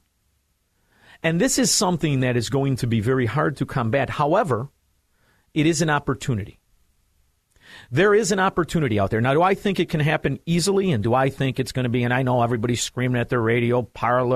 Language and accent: English; United States; as an American